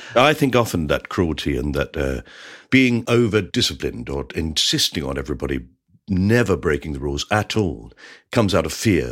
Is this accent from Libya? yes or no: no; England, United Kingdom; we're English as well